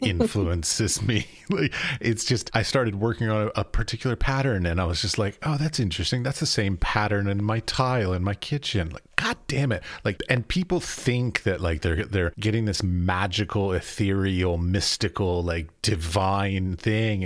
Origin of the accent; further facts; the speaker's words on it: United States; moved away as an adult; also born or lived in United Arab Emirates; I'm from America, so I grew up going through schooling